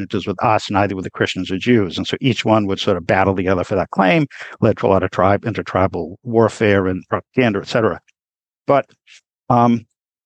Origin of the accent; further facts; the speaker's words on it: United States; I say this as an American Jew